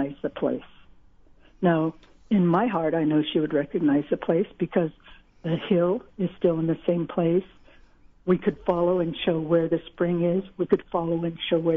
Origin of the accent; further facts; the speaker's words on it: Long Beach, California, United States; I was raised in Long Beach